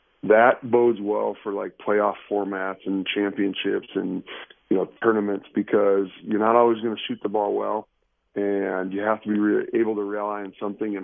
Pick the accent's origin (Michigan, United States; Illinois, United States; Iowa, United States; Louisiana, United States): Iowa, United States; moved away as an adult; now in Tucson, United States; I grew up in Iowa